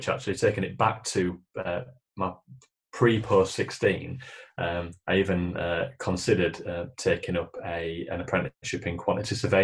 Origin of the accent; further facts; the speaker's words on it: Leeds, Yorkshire and the Humber, United Kingdom; I grew up in Leeds, and Leeds born and bred, as you probably gather from the accent